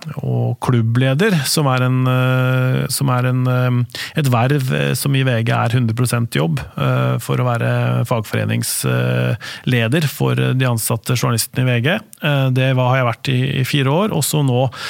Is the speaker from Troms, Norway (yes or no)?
no; Spydeberg, Østfold, Norway; also born or lived in Askim / Oslo; Der vokste jeg opp